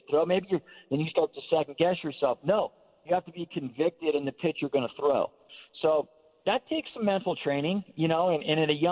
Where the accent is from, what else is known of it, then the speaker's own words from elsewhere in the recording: Northern Nevada, United States; I grew up in Northern Nevada, so, you know, Giant fan growing up